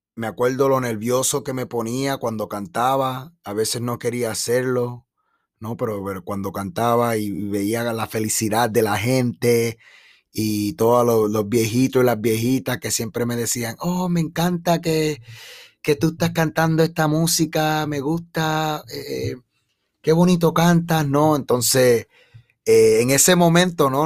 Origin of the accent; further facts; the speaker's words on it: Chicago, Illinois, United States; also born or lived in Puerto Rico; de mi niñez ah, aquí en Chicago